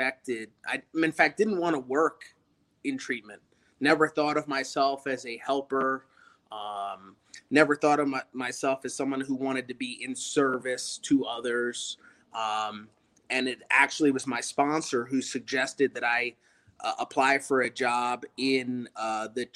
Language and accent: English; Baltimore, Maryland, United States; I'm originally from the Baltimore metropolitan